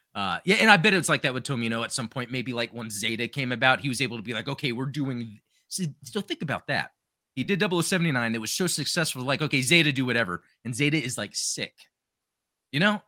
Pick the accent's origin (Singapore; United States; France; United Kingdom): United States; growing up in the United States